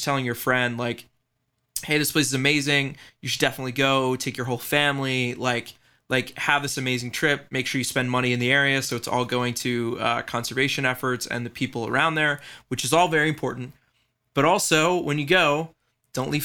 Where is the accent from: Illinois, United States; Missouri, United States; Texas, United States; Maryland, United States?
Maryland, United States; Baltimore; I grew up, you know, going to the aquarium here in Baltimore